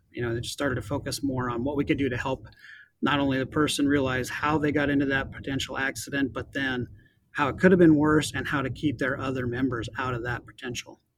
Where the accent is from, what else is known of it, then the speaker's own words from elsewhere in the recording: Montana, United States; now in Snohomish County, United States; growing up in Montana